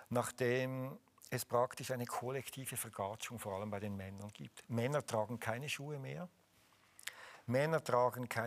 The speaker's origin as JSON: {"language": "German", "country": "Switzerland", "said": "aber als {S1} Schweizer muss ich Käse essen."}